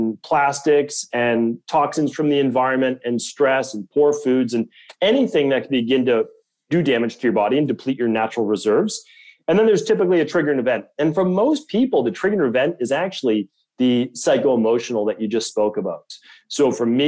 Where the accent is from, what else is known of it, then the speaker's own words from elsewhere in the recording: Medford, Massachusetts, United States; I grew up in Medford, Massachusetts